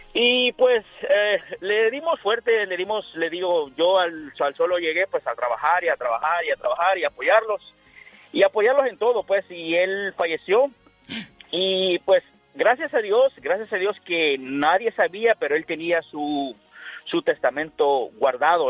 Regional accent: San Salvador, El Salvador; moved away as an adult; Yo, yo nací en San Salvador, El Salvador

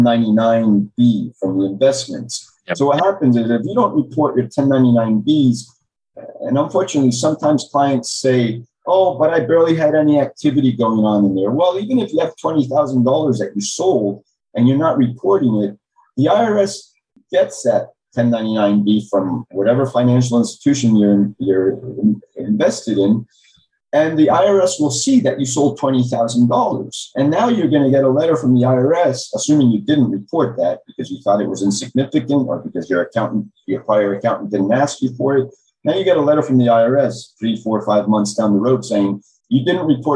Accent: Maryland, United States; now in Miami, United States; I was born in Maryland.

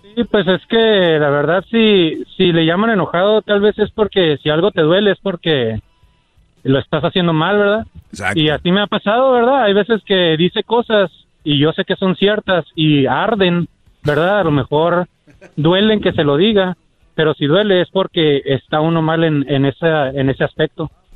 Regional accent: United States; Nací en México, bueno, nací en Estados Unidos, pero de padres mexicanos

